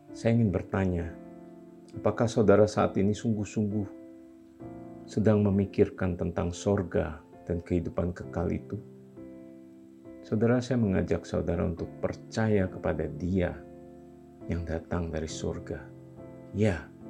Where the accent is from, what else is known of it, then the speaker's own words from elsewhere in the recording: Kalimantan, Indonesia; moved away; also born or lived in Java; asal-usul saya yang dari Kalimantan